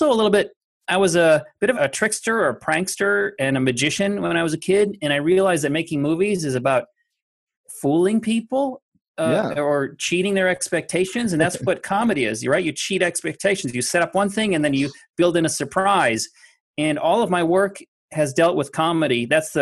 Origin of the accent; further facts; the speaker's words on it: Minnesota, United States; I'm from Minnesota, and it's very heavily laced there, infused with people there that you're supposed to work hard.